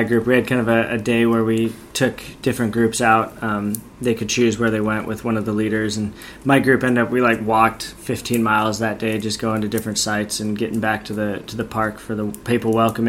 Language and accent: English; United States; I'm from America.